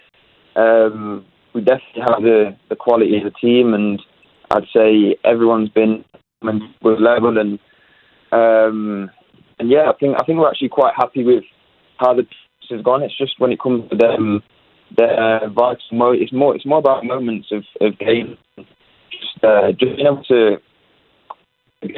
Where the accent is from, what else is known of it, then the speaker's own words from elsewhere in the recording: Leicester, East Midlands, United Kingdom; moved away as an adult; now in Winnipeg, Canada; I'm from Leicester